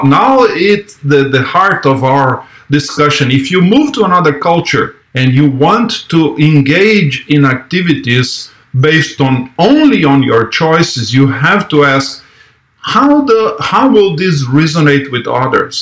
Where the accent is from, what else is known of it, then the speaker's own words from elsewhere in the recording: Brazil; moved away as an adult; I was born in Brazil. I lived there until I was 21.